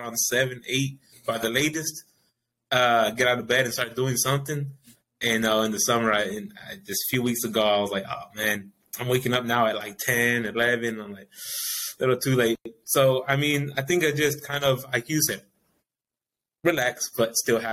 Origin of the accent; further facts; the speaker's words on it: Greenland Park, Texas, United States; it's a majorly Hispanic area that I grew up in Greenland Park